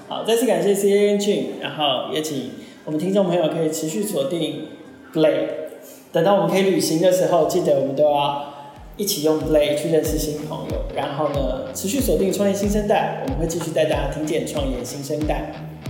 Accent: Banqiao, New Taipei, Taiwan; 我小时候在板桥长大。

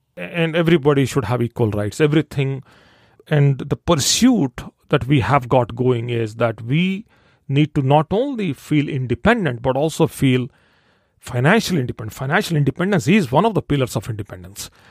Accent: India; I'm born and raised in India

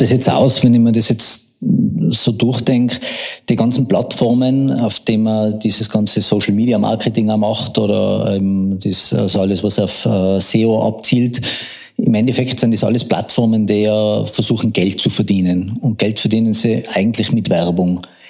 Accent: Tyrol, Austria; accent: Tyrolean; moved away as an adult; now in Vienna, Austria; bin geborener Tiroler, lebe seit 15 Jahren in Wien und mein Tiroler Dialekt schlägt ab und an durch

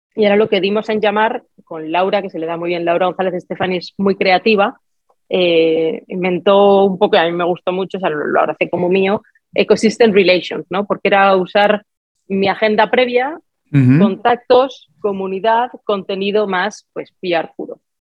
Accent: Spain; moved away; mi país de origen

